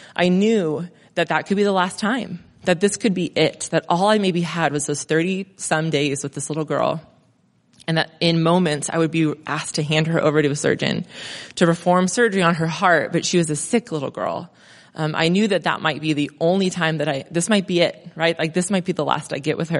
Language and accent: English; Crestline, California, United States; moved away as an adult; also born or lived in Mentone, California; now in Monrovia, United States; I grew up in Crestline